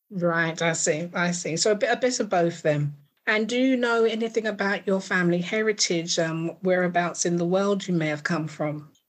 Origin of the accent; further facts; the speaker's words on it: Cross, South Carolina, United States; moved away as an adult; now in Troy, United States; I am in Troy, New York, but I'm originally from Cross, South Carolina.